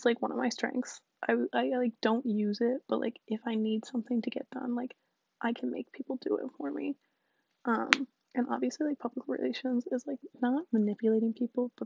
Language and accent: English; DC area, Virginia, United States; I'm from, like, the DC area, like, outside of it, so pretty cool. I'm technically a Southern girl because I'm from Virginia, but, like, literally kill me, I'm not from the South